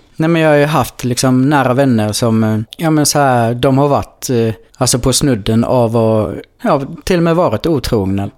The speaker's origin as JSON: {"language": "Swedish", "region": "Blekinge", "country": "Sweden", "moved": "as an adult", "said": "jag kommer från Blekinge"}